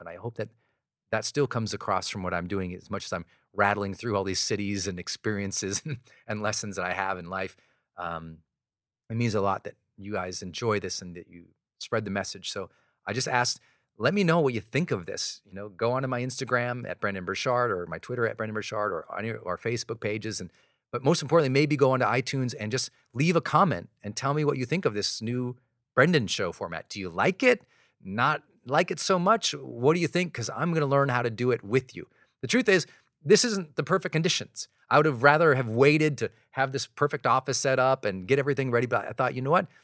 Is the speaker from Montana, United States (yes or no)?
yes; Montana, United States; I'm this kid from Montana